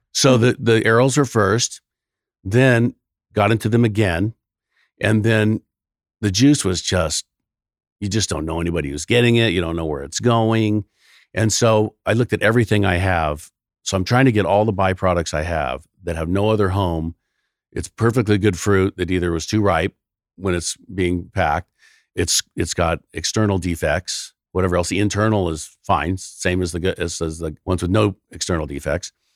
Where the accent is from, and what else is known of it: California, United States